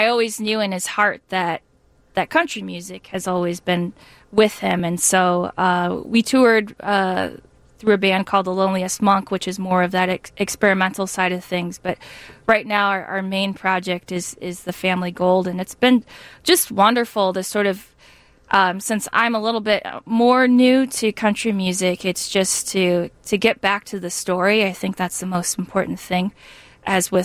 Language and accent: English; Arizona, United States; moved away as an adult; now in Chicago, United States; I was from Arizona, and I was coming here for grad school